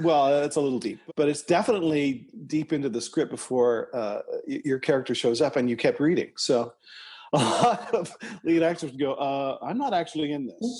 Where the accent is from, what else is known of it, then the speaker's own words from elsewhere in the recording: Toronto, Ontario, Canada; Eric and I grew up in Scarborough, Ontario, Canada, together